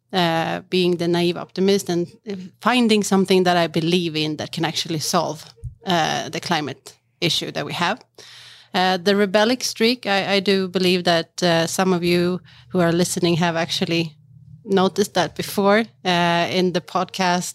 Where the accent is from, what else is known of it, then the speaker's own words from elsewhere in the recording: Stockholm, Stockholm County, Sweden; I'm from Sweden, born and raised in Stockholm, but with the, my mother is from Macedonia